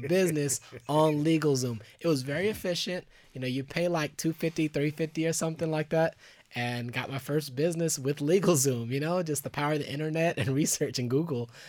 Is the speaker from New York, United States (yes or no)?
no; Garland, Texas, United States; also born or lived in Dallas, Texas / Los Angeles, California; now in Austin, United States; I lived in Garland, uh, Texas, which is a little outside of Dallas